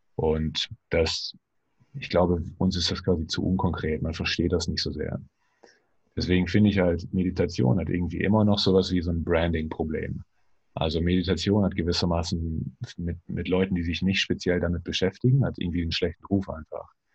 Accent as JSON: {"language": "German", "country": "Germany", "said": "wir quasi auch als Deutsche"}